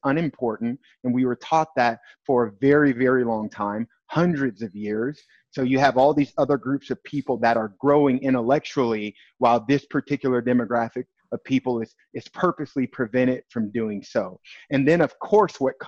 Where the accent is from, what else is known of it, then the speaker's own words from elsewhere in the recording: East St. Louis, Illinois, United States; I grew up in East St. Louis, Illinois, right on the Illinois-Missouri border.